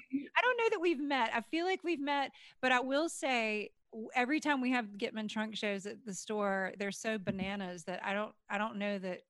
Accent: Sweden; I'm Swedish

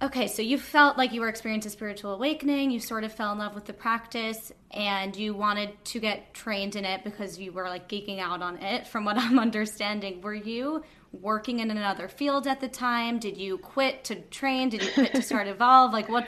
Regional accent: Long Island, New York, United States; And we're both from Long

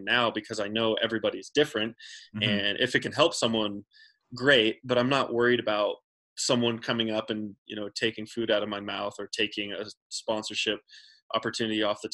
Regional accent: Central Texas, United States; I grew up in Central Texas and I didn't grow up in the mountains

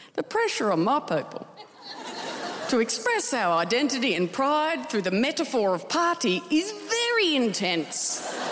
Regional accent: Tasmania, Australia; I'm from Tasmania

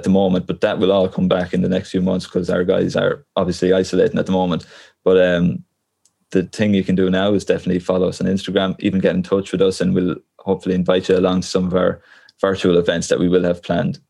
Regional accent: Portarlington, Leinster, Ireland; now in Galway, Ireland; I'm from Port Arlington

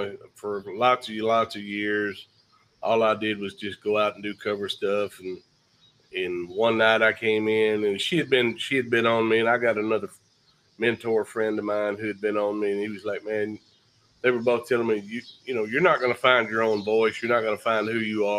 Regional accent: Jacksonville, Texas, United States; I'm from East Texas, Jacksonville

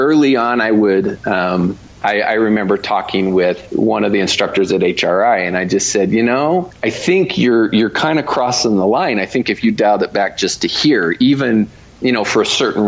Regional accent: Utah, United States; I am from Utah

